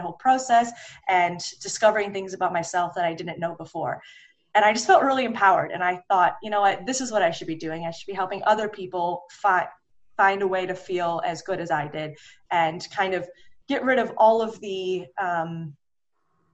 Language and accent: English; Detroit, Michigan, United States; also born or lived in Los Angeles / Sydney, Australia; Right now, I live in Detroit, Michigan, which is where I grew up